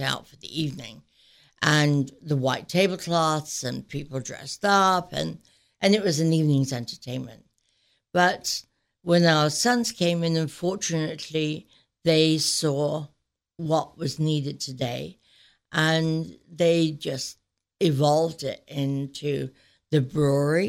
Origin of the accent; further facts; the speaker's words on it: Sheffield, Yorkshire and the Humber, United Kingdom; moved away as an adult; now in United States; I grew up in Sheffield, England, and to very humble beginnings